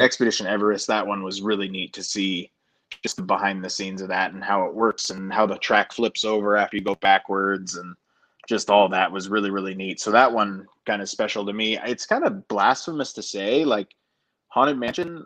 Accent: Denver, Colorado, United States; I grew up in Denver, Colorado

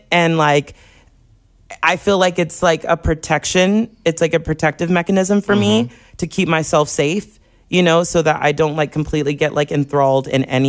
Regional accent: Corpus Christi, Texas, United States; I'm from Corpus.

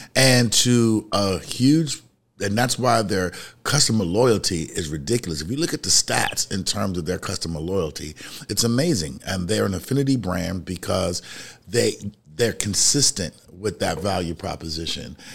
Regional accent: New York City, New York, United States; I'm from the city, I'm from the Bronx, New York.

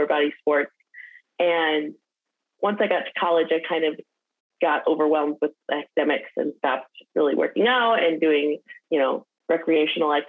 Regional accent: Detroit, Michigan, United States; I grew up in the Midwest, so I'm from Detroit, Michigan, and still am in the suburbs just outside of Detroit

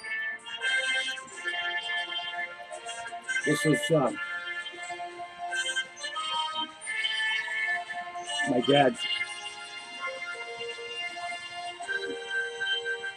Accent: United States; I am an American citizen, a very proud American citizen

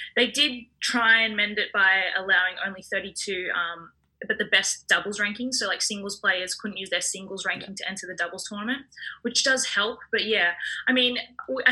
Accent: Wollongong, New South Wales, Australia; now in Sydney, Australia; I'm from Wollongong Shell Harbour in New South Wales.

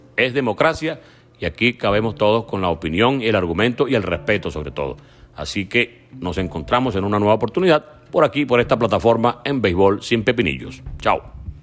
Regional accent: Venezuela; como venezolano

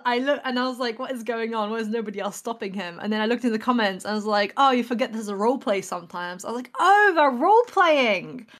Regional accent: England, United Kingdom; I'm an artist from England.

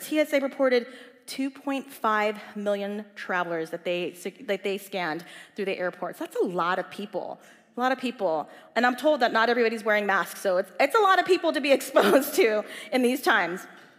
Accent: Southern California, United States; I grew up in Southern California where the weather is pretty good.

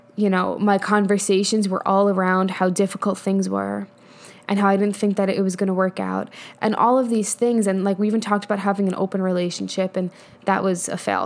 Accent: New York, United States; also born or lived in Colorado; now in Texas, United States; I'm from New York, but whatever. I live in Texas now.

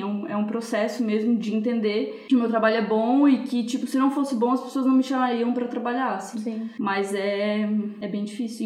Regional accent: Joinville, Santa Catarina, Brazil; moved away as an adult; now in São Paulo, Brazil; na minha cidade, eu sou de Joinville, Santa Catarina.

